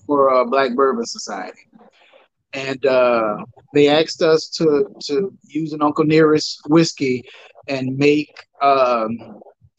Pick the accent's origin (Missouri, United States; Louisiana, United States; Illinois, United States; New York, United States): Louisiana, United States; New Orleans; I'm from New Orleans